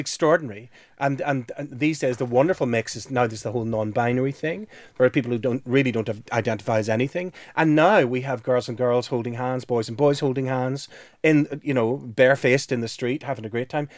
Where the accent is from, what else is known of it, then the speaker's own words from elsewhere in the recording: Belfast, Northern Ireland, United Kingdom; moved away; when I was growing up in Belfast